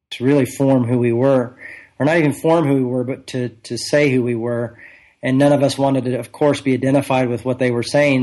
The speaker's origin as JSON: {"language": "English", "country": "United States", "tie": "born or raised there", "said": "I was born in the United States of America"}